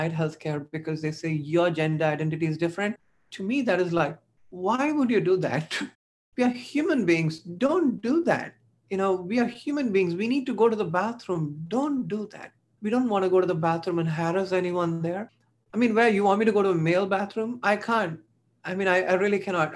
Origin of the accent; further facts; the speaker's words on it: India; moved away; I was born in India. I suffered a lot in India